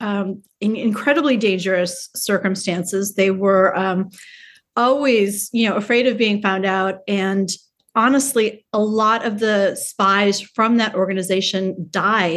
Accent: New York City, New York, United States; New York City, my hometown

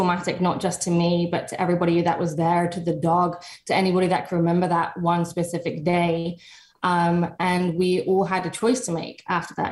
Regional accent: England, United Kingdom; I started my journey actually in England. I'm from England

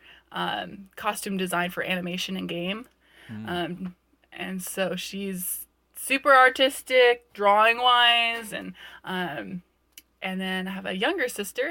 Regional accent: Ventura County, Southern California, United States; I grew up in Ventura County, so Southern California girl

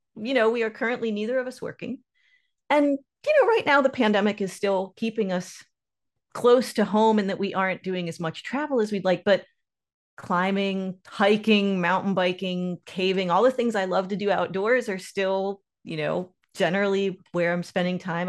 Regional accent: Lake Norman, north of Charlotte, North Carolina, United States; I grew up on Lake Norman, north of Charlotte in North Carolina

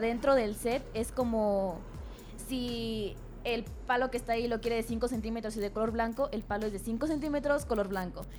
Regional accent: Tolimán, Querétaro, Mexico; soy de Tolimán, de Tolimán Querétaro.

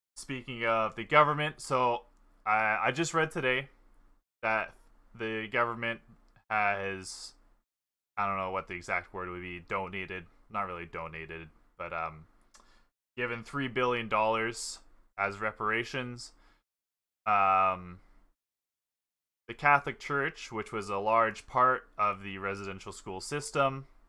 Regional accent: Canada; we've all grown up in Canada

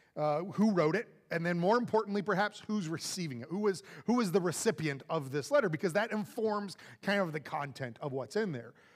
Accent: Florida, United States; now in Jersey Village, United States; I'm from Florida

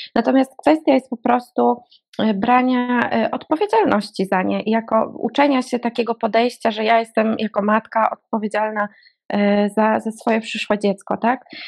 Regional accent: Łódź, Łódź Voivodeship, Poland; moved away as an adult; now in Warsaw, Poland; ja pochodzę z Łodzi

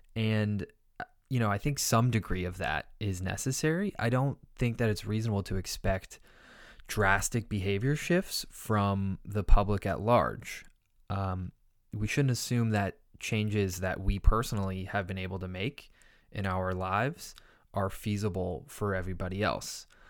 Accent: California, United States; California, my home state.

